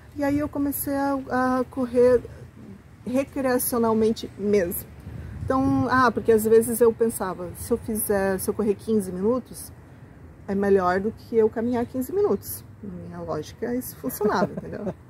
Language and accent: Portuguese; Joinville, Santa Catarina, Brazil; Eu sou daqui de Joinville, e acho que com muita gente da, da minha geração, da minha faixa etária, teve essa oportunidade de crescer naquela Joinville mais pequenininha, tranquila